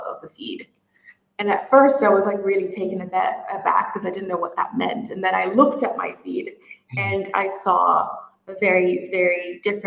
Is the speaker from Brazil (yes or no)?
yes; Brazil; also born or lived in United Kingdom; now in Middle East; I'm originally from Brazil and I live in the Middle East